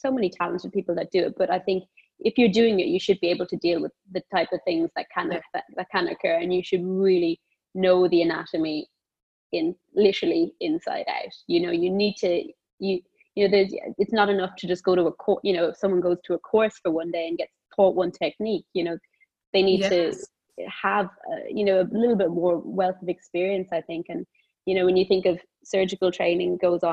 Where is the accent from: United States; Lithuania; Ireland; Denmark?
Ireland; Cork, Munster; now in London, United Kingdom; I am Irish, Southern Irish, born in Cork, grew up in a big family. Yeah. In Cork.